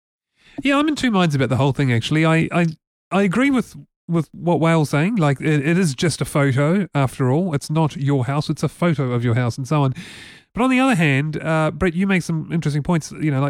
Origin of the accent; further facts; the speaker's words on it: New Zealand; New Zealand. And I don't say that in a nasty way. It's just that, you know, we're a small country. Okay, we're English speaking